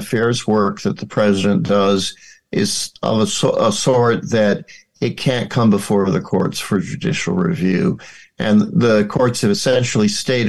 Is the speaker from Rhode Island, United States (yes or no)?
yes; Rhode Island, United States; my home state of Rhode Island